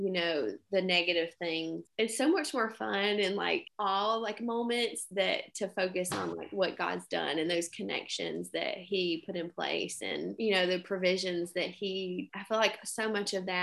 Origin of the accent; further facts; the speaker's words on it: Anderson, South Carolina, United States; now in Greenwood, United States; I am originally from Anderson, South Carolina